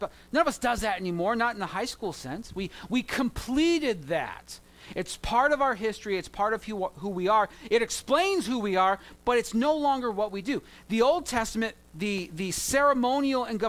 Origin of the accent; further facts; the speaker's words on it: Southern California, United States; I grew up in Southern California where gangs are a thing